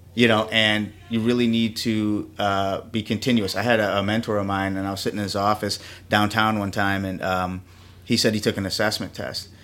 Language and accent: English; Milwaukee, Wisconsin, United States; moved away as an adult; also born or lived in New York; I was born here in Milwaukee, Wisconsin, you know, and I reside on the, the north side of, uh, Milwaukee, and, uh, went to Marquette High here in town